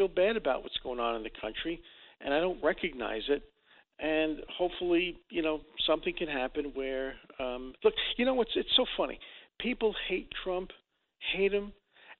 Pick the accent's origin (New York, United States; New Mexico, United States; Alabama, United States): New York, United States; New York City; now in Los Angeles, United States; I grew up in Dyker Heights